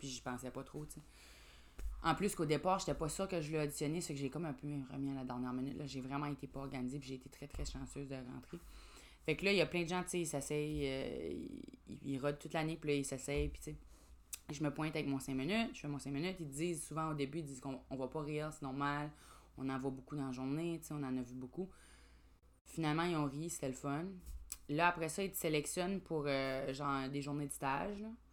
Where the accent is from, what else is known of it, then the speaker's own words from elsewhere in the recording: Grand Falls, New Brunswick, Canada; je viens de Grand Sceau, euh, au Nouveau-Brunswick, évidemment, là, ou Grand Falls